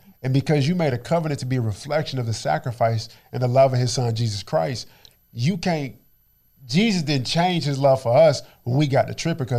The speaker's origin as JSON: {"language": "English", "town": "Dallas", "region": "Texas", "country": "United States", "tie": "born or raised there", "said": "born and raised in Oak Cliff, Texas."}